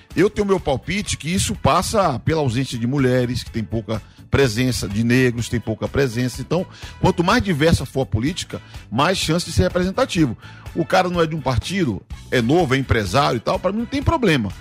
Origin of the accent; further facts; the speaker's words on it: Bahia, Brazil; now in São Paulo, Brazil; eu sou baiano, estou aqui